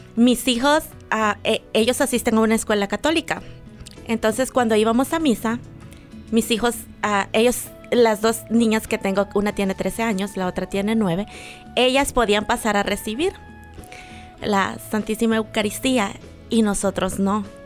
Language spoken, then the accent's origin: Spanish; El Salvador; moved away; en mi país, bueno, soy salvadoreña